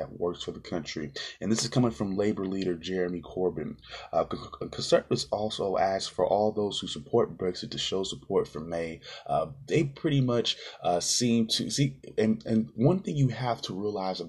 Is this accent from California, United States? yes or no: yes; California, United States; my home state, California